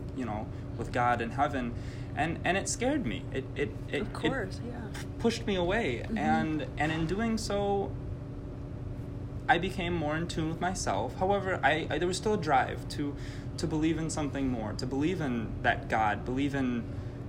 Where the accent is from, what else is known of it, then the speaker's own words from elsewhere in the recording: Milwaukee, Wisconsin, United States; I'm from Milwaukee. I've grown up in the city.